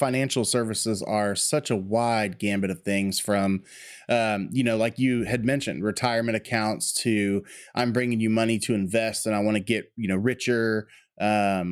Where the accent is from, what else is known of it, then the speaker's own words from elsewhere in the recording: Texas, United States; myself growing up in Texas